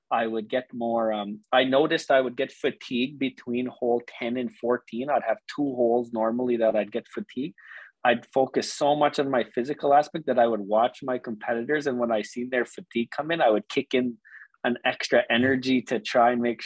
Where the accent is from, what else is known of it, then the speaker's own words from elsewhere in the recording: Cowessess, Saskatchewan, Canada; Growing up on Cowes